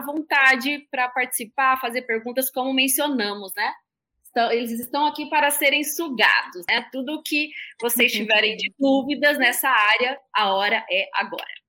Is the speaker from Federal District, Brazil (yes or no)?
no; Terra Nova do Norte, Mato Grosso, Brazil; aqui de Mato Grosso, da minha terrinha, né, de Terra Nova do Norte